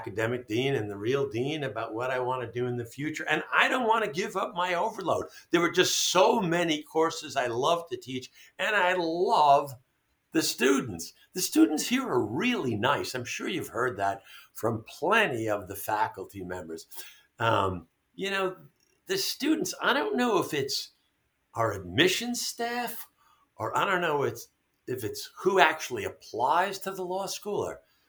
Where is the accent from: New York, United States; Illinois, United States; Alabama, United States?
New York, United States; New York City; now in Albany, United States; I grew up in New York City, in Brooklyn, and then in Queens